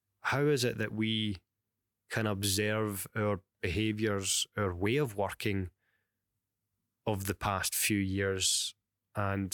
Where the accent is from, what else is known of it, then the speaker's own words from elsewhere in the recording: Glasgow, Scotland, United Kingdom; accent: Glaswegian; my crackled Glaswegian accent